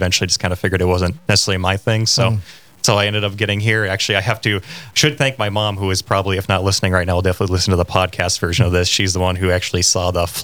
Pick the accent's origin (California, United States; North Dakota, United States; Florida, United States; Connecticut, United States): North Dakota, United States; Grand Forks; I'm originally from Grand Forks, and I went